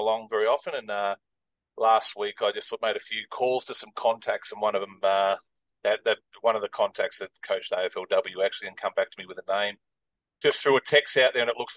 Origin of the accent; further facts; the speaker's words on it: Brisbane, Queensland, Australia; also born or lived in Melbourne; I was born in Melbourne, but moved to Brisbane at the age of 7. Did all my schooling in Brisbane, in Aspley in Brisbane.